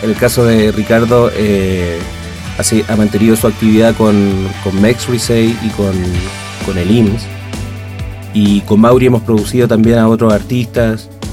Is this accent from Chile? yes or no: yes; Chile; moved away as an adult; now in Mexico; nosotros somos chilenos también en el extranjero